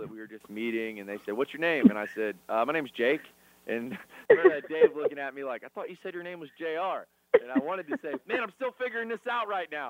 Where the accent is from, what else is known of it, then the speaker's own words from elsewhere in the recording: Florida, United States; Haines City, Florida. We're all Floridians, so Haines City